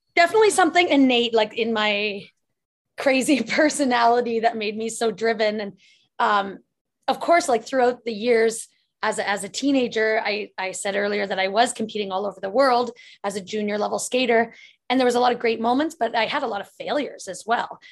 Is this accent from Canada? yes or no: yes; Lively, Ontario, Canada; when I was growing up in my hometown called Lively, Ontario